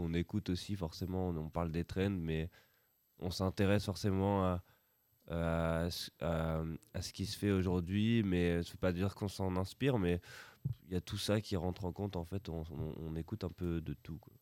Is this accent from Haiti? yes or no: no; Roubaix, Hauts-de-France, France; on vient de Roubaix